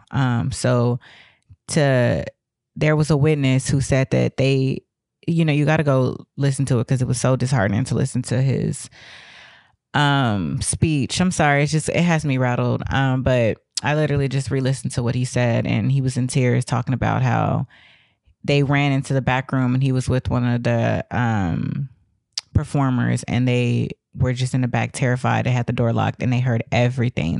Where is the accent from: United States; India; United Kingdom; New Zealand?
United States; the South; I come from the South